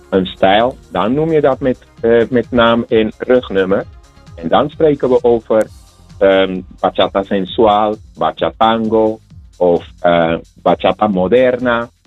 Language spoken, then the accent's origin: Dutch; Santo Domingo, Distrito Nacional, Dominican Republic; now in Netherlands; Ik, ik kom zelf inderdaad van de Dominicaanse Republiek. En ik heb de bachata daar geleerd. En eh, van mijn ouders vroeger, de wijk waar ik van kom, Villajuana, Dominicaanse Republiek.